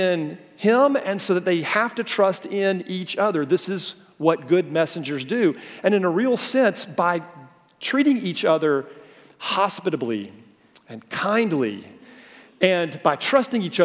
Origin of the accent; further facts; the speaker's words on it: the South, United States; we Southerners